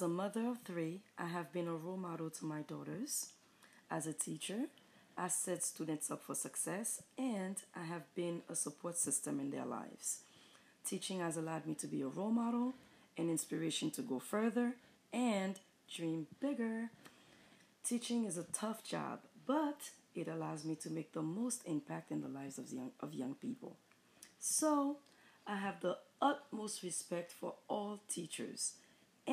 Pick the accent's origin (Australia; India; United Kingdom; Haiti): Haiti; accent: Haitian; moved away; my beautiful Haitian accent